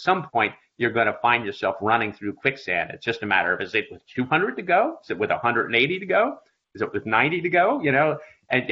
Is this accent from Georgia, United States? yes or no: no; Philadelphia, Pennsylvania, United States; I grew up in Philadelphia on the East Coast, and I was a 12-year-old